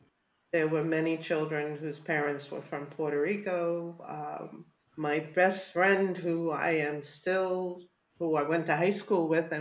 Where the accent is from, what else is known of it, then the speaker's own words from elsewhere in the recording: Jamaica; And you said, I'm Jamaican. They had no idea what that was.